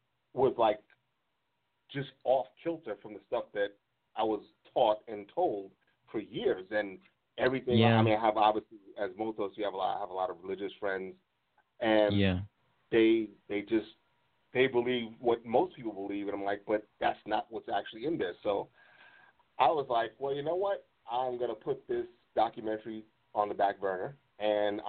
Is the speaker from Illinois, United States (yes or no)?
no; New York City, New York, United States; I'm originally from Brooklyn